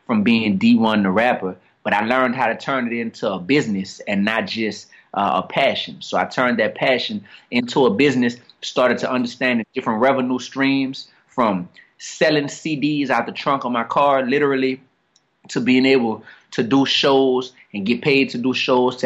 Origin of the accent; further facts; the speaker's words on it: New Orleans, Louisiana, United States; I grew up down here in New Orleans East